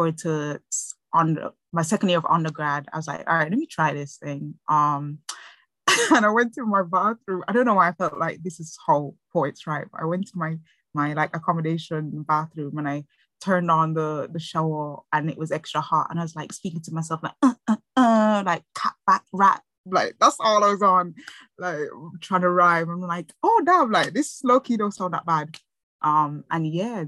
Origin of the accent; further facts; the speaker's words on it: Jamaica; now in Aylesbury, United Kingdom; I was born and raised in Jamaica. Moved over to England about 12 years ago.